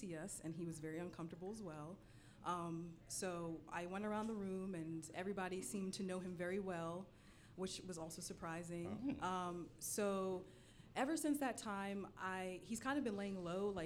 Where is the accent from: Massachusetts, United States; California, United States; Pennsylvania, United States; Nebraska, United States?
Pennsylvania, United States; Philadelphia; I'm from Philly